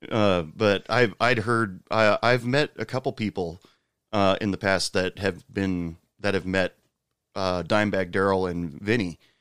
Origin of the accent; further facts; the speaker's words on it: Oregon, United States; moved away; I'm originally from Oregon